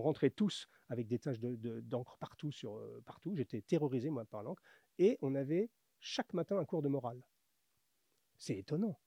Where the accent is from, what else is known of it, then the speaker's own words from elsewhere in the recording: Paris, Île-de-France, France; also born or lived in north of Atlanta, Georgia, United States; je suis de Paris